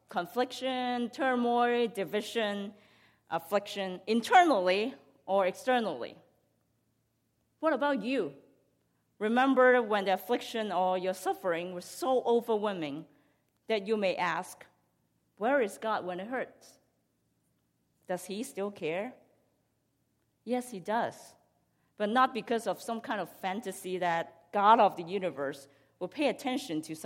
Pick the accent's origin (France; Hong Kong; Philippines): Hong Kong; I grew up in Hong Kong